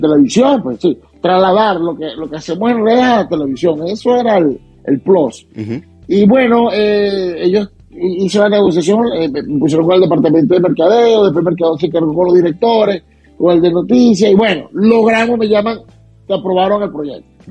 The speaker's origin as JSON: {"language": "Spanish", "country": "Venezuela", "tie": "born or raised there", "moved": "as an adult", "lives_now": "Utah, United States"}